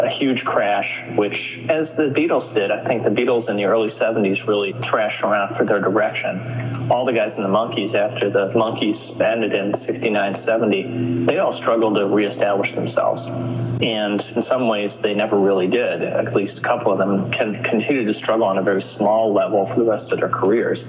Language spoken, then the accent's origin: English; United States; as an American kid